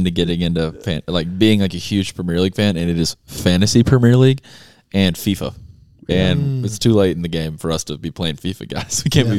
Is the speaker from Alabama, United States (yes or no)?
yes; Gardendale, Alabama, United States; I also learned the other day that I'm from Gardendale.